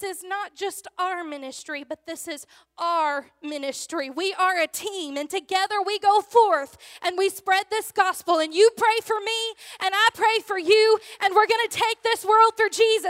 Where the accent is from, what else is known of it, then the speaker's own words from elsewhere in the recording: Louisiana, United States; I am from Louisiana